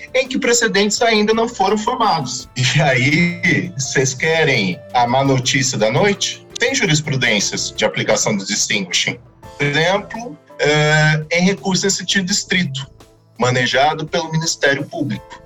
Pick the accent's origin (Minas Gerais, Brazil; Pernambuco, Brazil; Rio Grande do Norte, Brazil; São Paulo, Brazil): São Paulo, Brazil; Vale do Paraíba; Eu sou da região do Vale do Paraíba